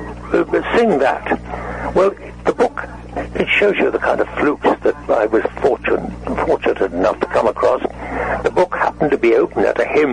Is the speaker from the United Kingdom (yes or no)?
yes; England, United Kingdom; moved away as an adult; also born or lived in Canada; an English actor